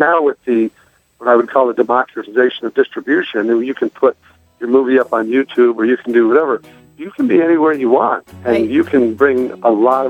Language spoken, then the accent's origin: English; Midwest, United States; He was Jewish, and I was Catholic, and I was from the Midwest, and he was from New York.